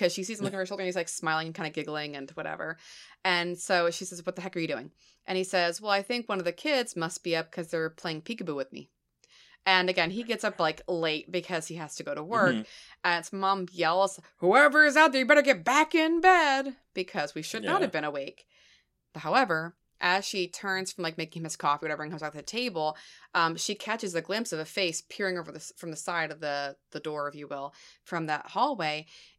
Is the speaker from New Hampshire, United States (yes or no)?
yes; New Hampshire, United States; born there; I was born in New Hampshire. Because my mom was stationed up there with my dad when he was on, you know, in the Air Force.